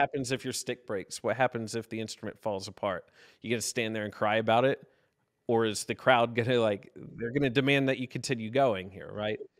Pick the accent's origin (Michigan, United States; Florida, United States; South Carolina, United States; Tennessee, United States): South Carolina, United States; also born or lived in Pittsburgh, Pennsylvania; now in Lexington, United States; I was born and raised in South Carolina, um, actually, but spent a ton of time in the Pittsburgh area.